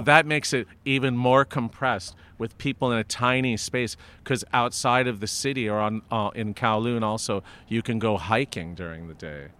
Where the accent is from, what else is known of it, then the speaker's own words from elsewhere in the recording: Los Angeles, California, United States; I was born and raised in Hancock Park